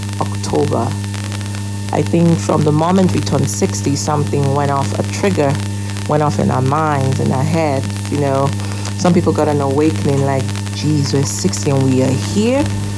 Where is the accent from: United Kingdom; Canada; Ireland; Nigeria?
Nigeria; it is not only emotional for me as a Nigerian